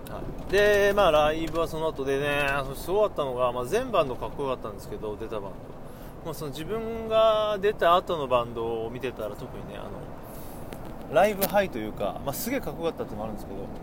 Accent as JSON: {"language": "Japanese", "town": "Takasaki", "region": "Gunma", "country": "Japan", "tie": "born or raised there", "said": "地元高崎"}